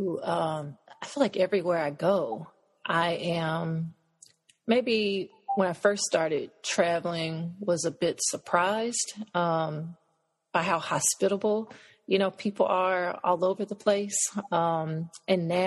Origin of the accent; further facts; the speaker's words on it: United States; also born or lived in Cameroon; I was from the States.